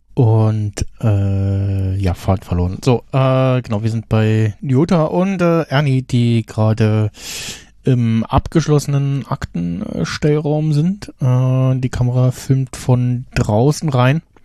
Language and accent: German; Germany; als Deutscher